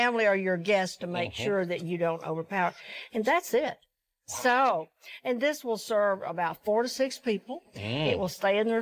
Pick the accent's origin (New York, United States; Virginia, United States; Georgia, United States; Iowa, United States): Georgia, United States; I grew up in the South, grew up in Georgia